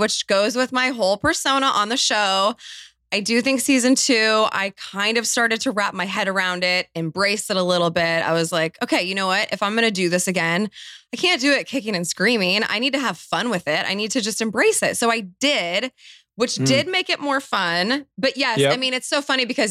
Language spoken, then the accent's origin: English; Laguna Beach, California, United States; moved away as an adult; also born or lived in Los Angeles